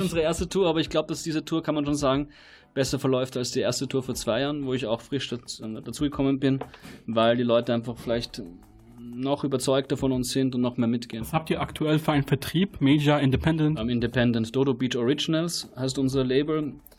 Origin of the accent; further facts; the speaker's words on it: Austria; now in Berlin, Germany; ich komm auch aus Österreich